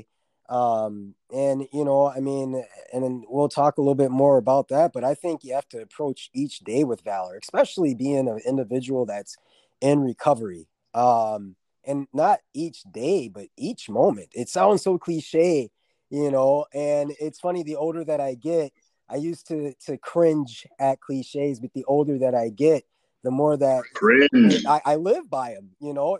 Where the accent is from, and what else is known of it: Minnesota, United States; born or raised there; also born or lived in Fort Stewart, Georgia / Havana, Florida